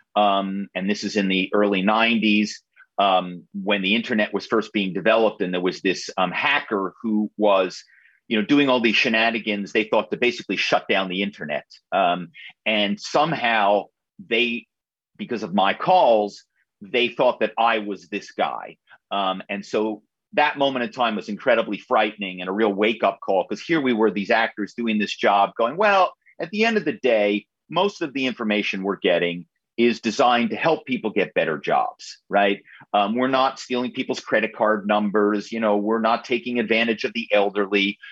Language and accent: English; Philadelphia suburbs, Pennsylvania, United States; I grew up in in the Philadelphia suburbs